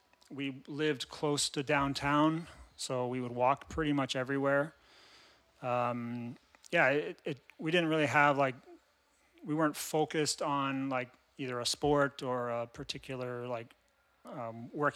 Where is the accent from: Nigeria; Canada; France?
Canada; Kingston, Ontario; also born or lived in Calgary; born and raised in Kingston. Went to school here and then went to Queens